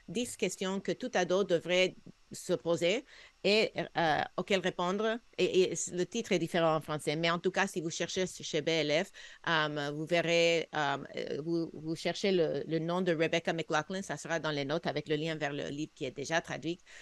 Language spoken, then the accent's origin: French; United States; now in Canada; J'ai grandi aux États-Unis, on avait beaucoup plus de chrétiens que ce qu'on a au Québec